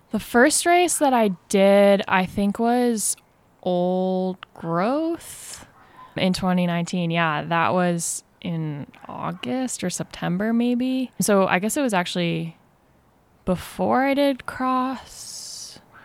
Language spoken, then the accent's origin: English; Vermont, United States; born or raised there; moved away as an adult; now in Mill Valley, United States